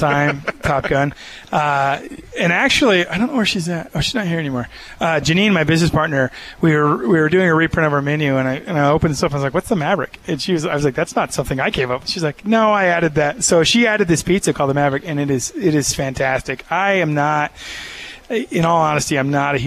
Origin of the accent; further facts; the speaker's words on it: Texas, United States; now in Provo, United States; I'm from Texas. I grew up here